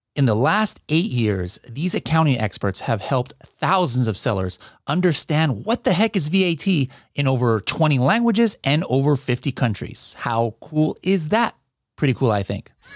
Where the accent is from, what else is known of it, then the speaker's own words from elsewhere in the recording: California, United States; I'm from California